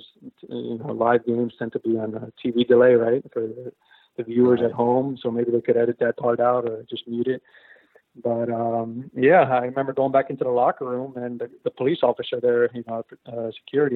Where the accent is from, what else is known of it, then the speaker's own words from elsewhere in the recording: Florida, United States; I grew up in Western Florida, which was close to the Parkland shooting